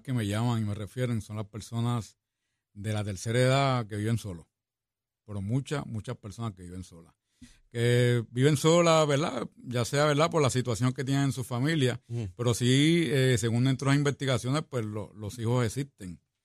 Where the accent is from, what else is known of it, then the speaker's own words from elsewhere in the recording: San Juan, Puerto Rico; also born or lived in Barriada Venezuela, Río Piedras; nací me crié en el barrio, en el Fanguito, en Santurce